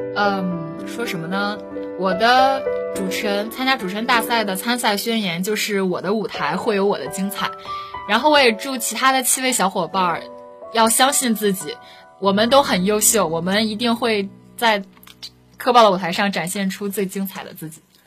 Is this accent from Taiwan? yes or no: no; Dalian, Liaoning, China; 因为一直都在北方嘛，然后也是一个土生土长的北方姑娘